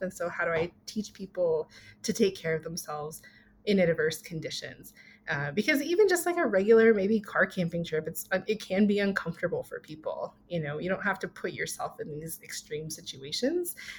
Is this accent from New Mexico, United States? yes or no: yes; Kirtland, New Mexico, United States; I grew up in Kirtland, New Mexico, which was a really small town in the Four Corners area of New Mexico